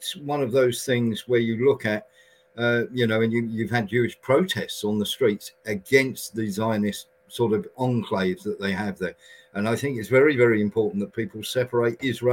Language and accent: English; United Kingdom; we did as a British nation